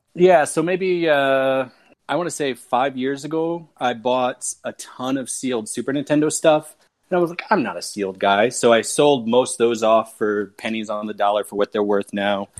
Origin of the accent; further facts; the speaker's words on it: United States; also born or lived in Krakow, Poland; I was living in Poland as an American immigrant.